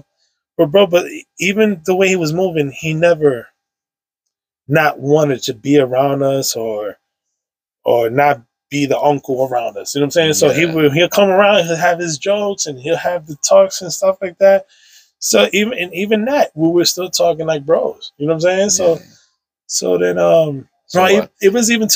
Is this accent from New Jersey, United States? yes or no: no; New York City, New York, United States; I grew up on Sherman Ave between 167 and 164